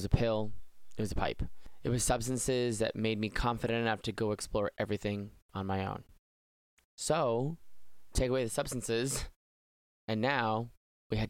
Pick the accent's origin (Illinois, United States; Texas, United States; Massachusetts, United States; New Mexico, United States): Massachusetts, United States; Boston; I'm a Bostonian, born, raised, never left